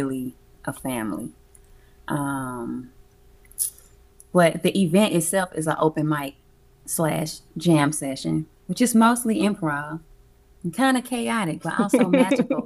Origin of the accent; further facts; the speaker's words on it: Alabama, United States; also born or lived in Atlanta; now in Los Angeles, United States; I'm from Alabama. I'm a Southern girl